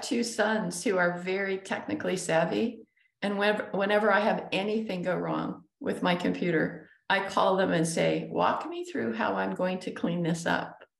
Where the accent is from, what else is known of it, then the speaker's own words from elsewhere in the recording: Utah, United States; we grew up in Utah